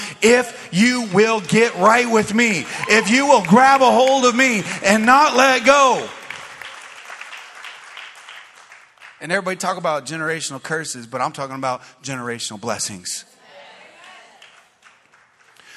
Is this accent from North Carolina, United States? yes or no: no; Phoenix, Arizona, United States; When I was a teenager, I grew up playing basketball in West Phoenix at a park called Chicken Park.